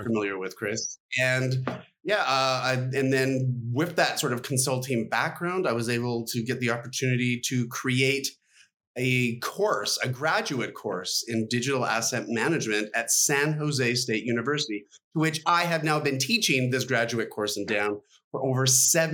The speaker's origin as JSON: {"language": "English", "country": "Canada", "tie": "born or raised there", "said": "as a Canadian kid"}